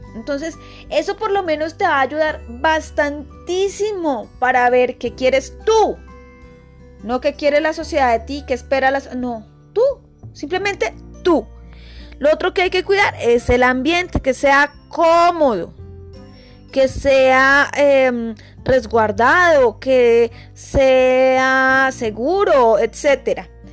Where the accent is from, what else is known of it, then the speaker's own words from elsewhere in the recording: Colombia; soy colombiana